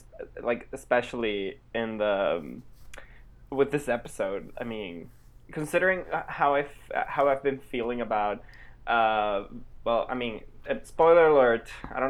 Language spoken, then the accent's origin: English; Spain; I am a Spanish boy who lives in Barcelona